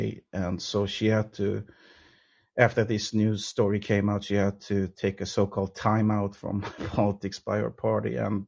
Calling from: Sweden; I'm calling from Sweden.

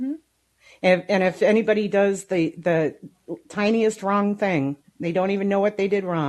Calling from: Las Vegas, Nevada, United States; I'm calling from Las Vegas.

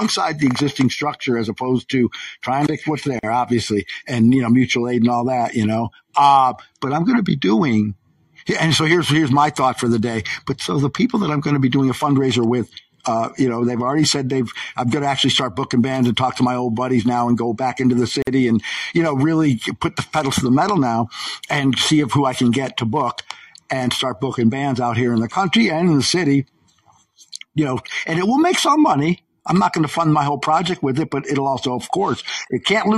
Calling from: Syracuse, New York, United States; Central New York. I'm in American Siberia. Syracuse, New York.

